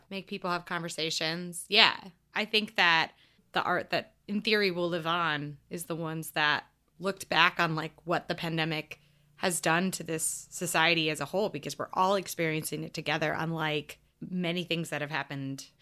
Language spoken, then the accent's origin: English; United States; a girl growing up in America